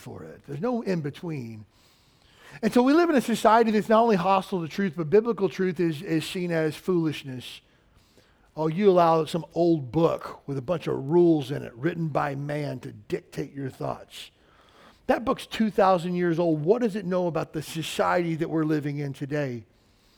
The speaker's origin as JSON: {"language": "English", "region": "Kentucky", "country": "United States", "tie": "born or raised there", "said": "I grew up in the South, which is, you know, the middle of the Bible Belt in Kentucky"}